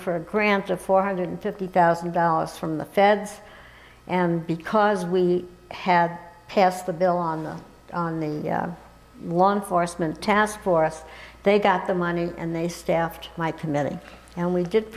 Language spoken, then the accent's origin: English; New York, United States; now in Colorado, United States; growing up in New York